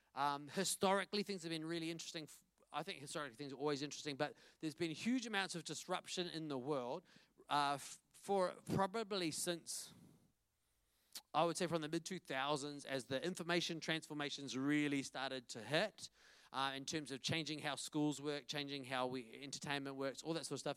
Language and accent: English; Wellington, New Zealand; I'm from Wellington, and this is my family